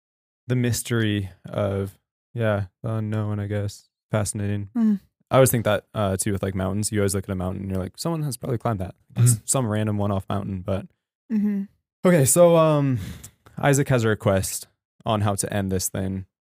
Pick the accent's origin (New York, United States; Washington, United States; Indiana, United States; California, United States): Washington, United States; Spokane; So I'm from Spokane.